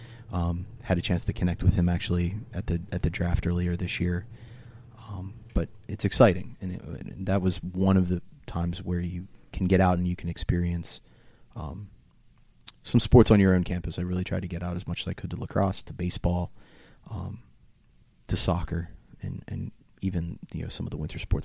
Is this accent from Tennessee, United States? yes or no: no; Delaware, United States; I'm from Delaware.